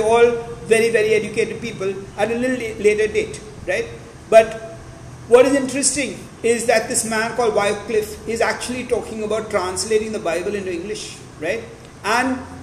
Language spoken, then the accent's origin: English; Maharashtra, India; I was brought up in Maharashtra